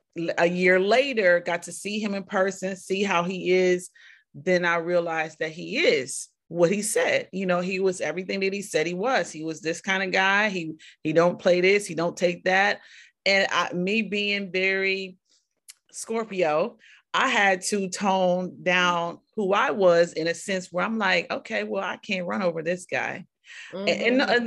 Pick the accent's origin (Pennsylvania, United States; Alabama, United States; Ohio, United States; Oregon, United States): Ohio, United States; also born or lived in Atlanta; You know, he's from Miami. I'm from Ohio, Atlanta.